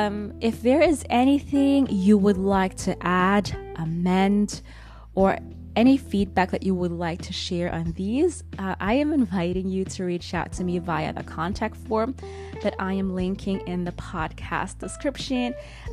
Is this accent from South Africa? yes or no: no; Philippines; also born or lived in Europe; this episode is dedicated to my pride being Filipino. Although I will not be speaking about these Christmas traditions in a way like an expert who actually grew up in the Philippines. I'll be speaking about it as someone who actually grew up in Europe.